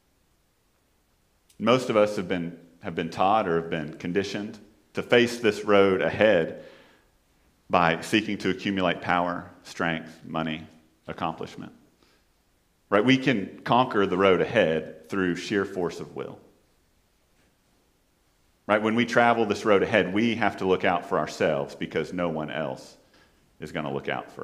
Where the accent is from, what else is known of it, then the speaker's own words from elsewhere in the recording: Fort Worth, Texas, United States; also born or lived in Houston; I'm from Fort Worth and not from Dallas